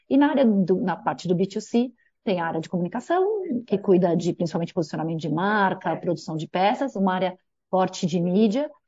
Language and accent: Portuguese; São Paulo, Brazil; Daqui de São Paulo. Paulistana, é São Paulo. paulistana, total. Nunca morei em outra cidade, olha que coisa.